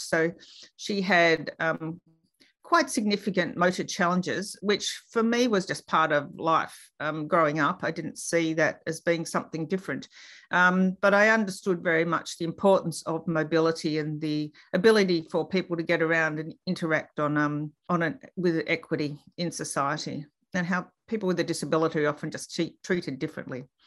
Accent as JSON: {"language": "English", "town": "Melbourne", "region": "Victoria", "country": "Australia", "tie": "born or raised there", "also_born_or_lived": "Queensland", "said": "I grew up in Reservoir in Melbourne"}